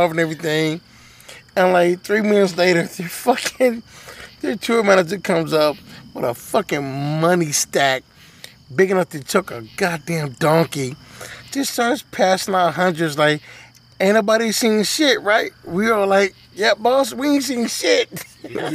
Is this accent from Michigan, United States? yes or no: yes; Detroit, Michigan, United States; I'm black and from Detroit. We don't do that shit up there